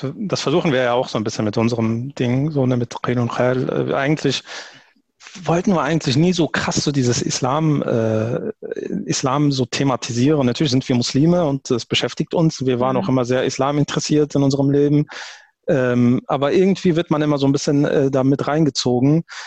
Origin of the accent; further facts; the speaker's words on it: Germany; ich bin, ich bin Deutscher